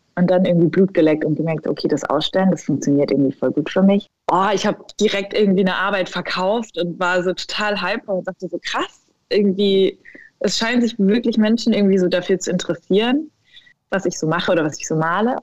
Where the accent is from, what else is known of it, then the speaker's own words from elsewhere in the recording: a village near Ulm, Baden-Württemberg, Germany; ich bin aufgewachsen in Süddeutschland, tatsächlich in einem 2000 Seelendorf ähm, in der Nähe von Ulm in Baden-Württemberg